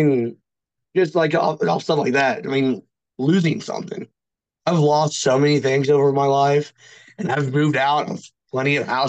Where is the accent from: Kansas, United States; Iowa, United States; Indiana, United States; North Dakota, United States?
Iowa, United States; born or raised there; also born or lived in California